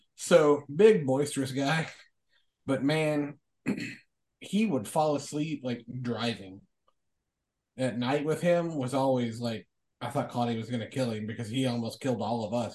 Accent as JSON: {"language": "English", "region": "Kentucky", "country": "United States", "said": "I am from Kentucky. My uh, my stepfather's family raised"}